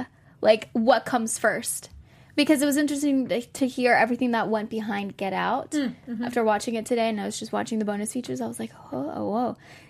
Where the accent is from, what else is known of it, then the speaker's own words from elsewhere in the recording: Texas, United States; I'm from Texas, so it's honey, sweetie, darling. Y'all.